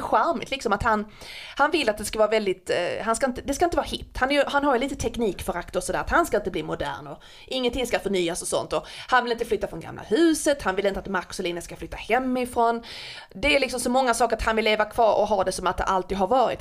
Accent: Skåne, Sweden; jag som skåning

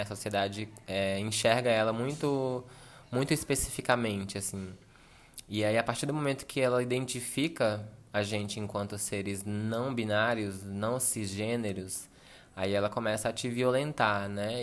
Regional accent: São Sebastião, Federal District, Brazil; sou brasiliense e, enfim, venho de uma cidade chamada São Sebastião

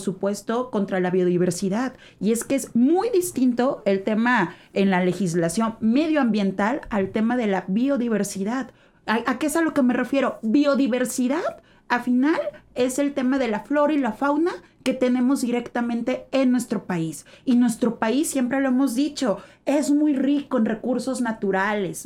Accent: Mexico; nosotros estarnos aislando como mexicanos

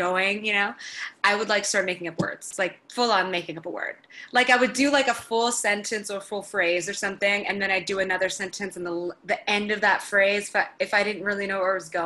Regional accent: Florida, United States; moved away as an adult; now in Los Angeles, United States; I'm from Florida originally

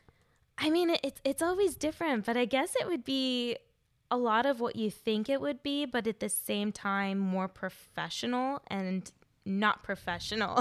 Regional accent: Inland Empire, California, United States; moved away as an adult; also born or lived in Los Angeles; I grew up in the Inland Empire, and I moved to L.A. when I was 20

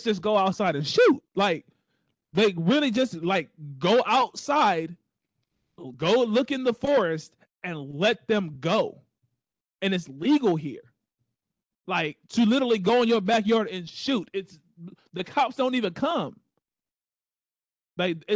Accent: Texas, United States; I am a Texan through and through

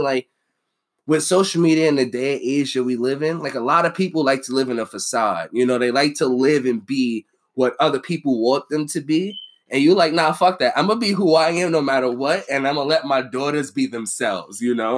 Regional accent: Boston, Massachusetts, United States; accent: Boston; my shitty Boston accent.

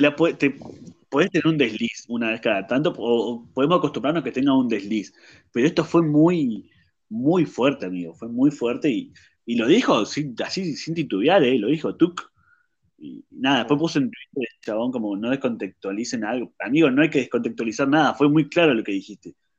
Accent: Argentina

